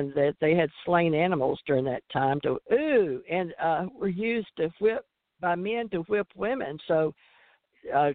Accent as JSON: {"language": "English", "region": "Louisiana", "country": "United States", "tie": "born or raised there", "said": "I grew up in Louisiana, and we sent each other Valentines in school"}